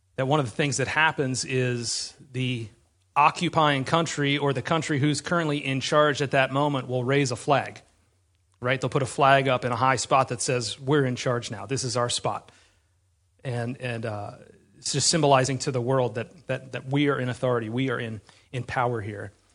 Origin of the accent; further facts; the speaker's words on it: United States; We're American